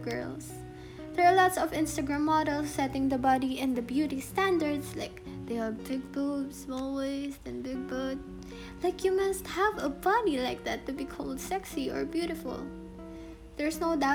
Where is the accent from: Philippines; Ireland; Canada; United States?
Philippines; being a Filipino